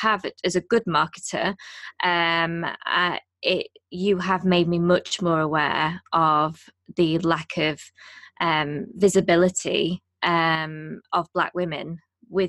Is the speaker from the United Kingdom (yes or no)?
yes; United Kingdom; we're 2 British hosts